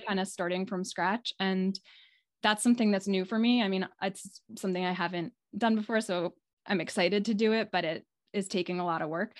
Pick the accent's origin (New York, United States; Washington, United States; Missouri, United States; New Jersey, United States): New York, United States; New York City; also born or lived in California / Maine / New England; now in Midcoast Maine, United States; I grew up in the New York City area